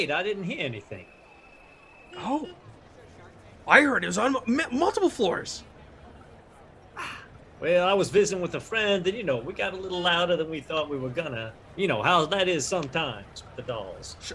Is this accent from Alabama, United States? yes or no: no; Chicago, Illinois, United States; Listen, friends, I'm from Chicago, and people from Chicago, we don't get messed with.